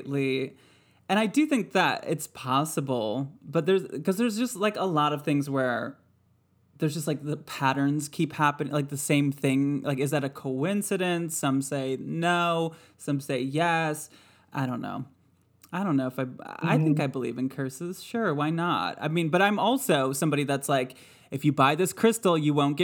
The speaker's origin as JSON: {"language": "English", "region": "Michigan", "country": "United States", "tie": "born or raised there", "said": "I grew up in Michigan"}